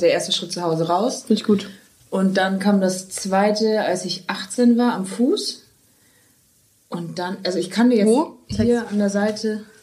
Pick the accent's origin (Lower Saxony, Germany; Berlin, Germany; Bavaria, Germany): Bavaria, Germany; Wunsiedel; now in Cologne, Germany; ich komme ja aus Bayern